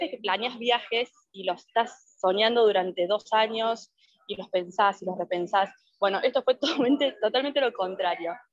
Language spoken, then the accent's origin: Spanish; Argentina; moved away as an adult; de Argentina, de paz